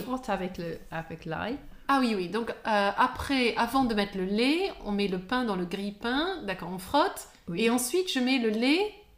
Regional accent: France; je suis française

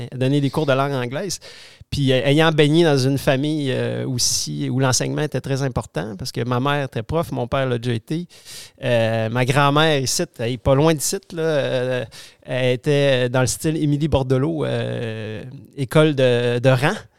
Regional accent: Quebec City, Quebec, Canada; je, suis né à Québec, j'ai grandi à Québec, j'ai fait mes études de primaire, secondaire, collégiale et universitaire dans, la ville de Québec

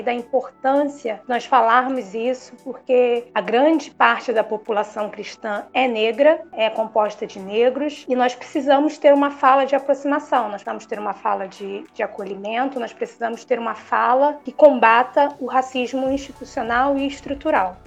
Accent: Rio de Janeiro, Brazil; sou carioca

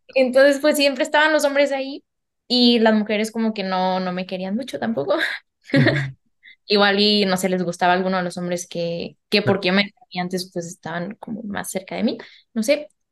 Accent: Mexico; moved away as an adult; now in France; Soy mexicana y ahora también española. Y normalmente vivo en Francia

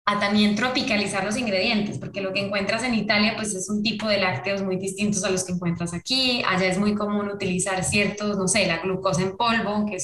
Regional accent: Colombia; moved away; nosotros nos vinimos de Colombia hace muchos años. Me vine con mis papás y con algunos de mis hermanos hace como 20 años

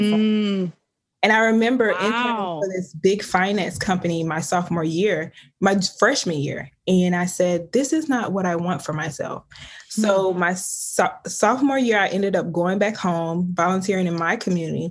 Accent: Osceola, Georgia, United States; I'm from the South. I'm from a small town called Osceola, Georgia. It's about 4,000 people, and it was a very small town.

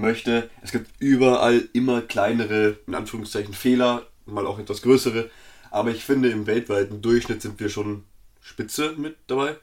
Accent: Bavaria, Germany; wir beide sind, wir kommen aus Bayern

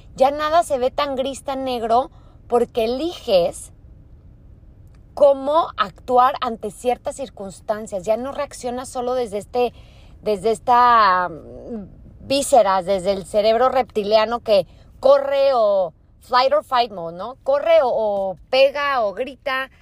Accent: Torreón, Coahuila, Mexico; moved away as an adult; Soy de Torreón, Coahuila

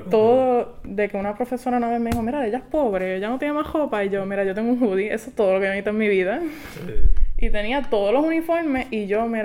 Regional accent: Quebradillas, Puerto Rico; porque yo soy de quebradilla.

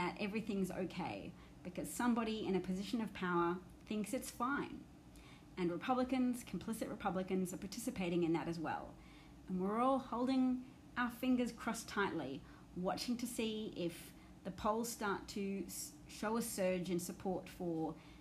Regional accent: Australia; an Australian with an outsider's perspective

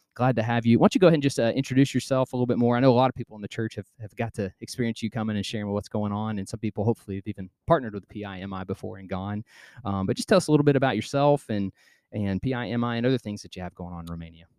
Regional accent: United States; I'm American

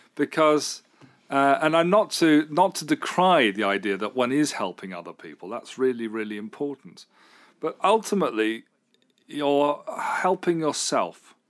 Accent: United Kingdom; I, as a British person

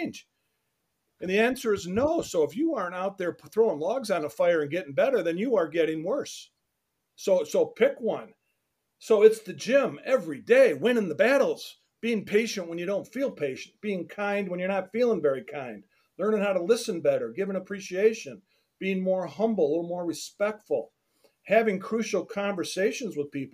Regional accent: Detroit, Michigan, United States; I'm from Detroit

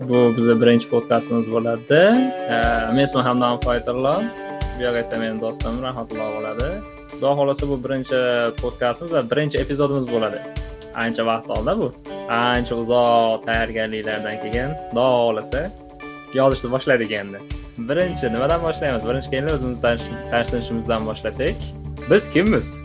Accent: Andijan, Andijan Region, Uzbekistan; men andijon shahardagi ikkinchi umumta'lim maktabida tahsil olganman

